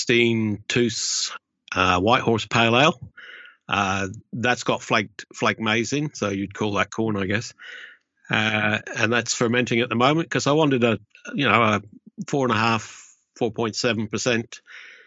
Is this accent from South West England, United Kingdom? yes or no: yes; Cornwall, South West England, United Kingdom; moved away as an adult; now in Australia; I regard myself as a Cornish Australian